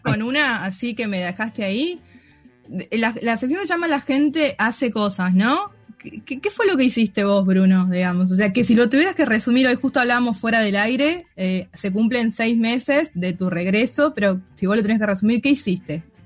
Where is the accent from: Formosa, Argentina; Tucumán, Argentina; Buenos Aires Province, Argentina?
Tucumán, Argentina; nosotros, les tucumanos, argentinos, nos juzgan por los porteños